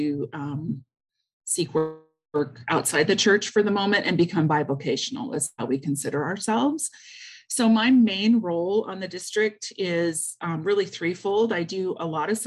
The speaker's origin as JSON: {"language": "English", "region": "Kansas", "country": "United States", "tie": "born or raised there", "moved": "as an adult", "lives_now": "Alberta, Canada", "said": "I grew up in Kansas and went to the seminary is how I met my husband, and he brought me up here."}